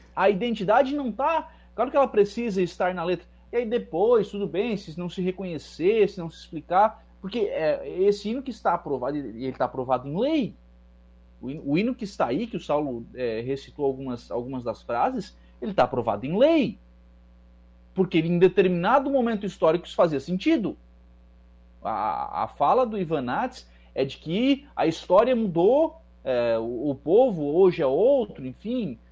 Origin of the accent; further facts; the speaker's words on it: Santa Catarina, Brazil; eu sou catarinense, certo? Nascido, criado, estudei